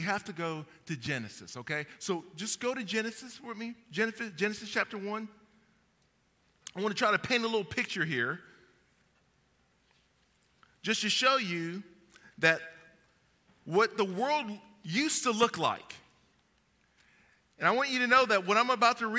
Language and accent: English; Kentucky, United States; I'm from Kentucky